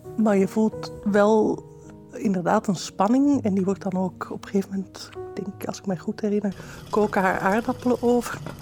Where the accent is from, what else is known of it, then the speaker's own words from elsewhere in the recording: Amsterdam, North Holland, Netherlands; moved away as an adult; also born or lived in Brussels, Belgium; now in Belgium; ik ben opgegroeid in Amsterdam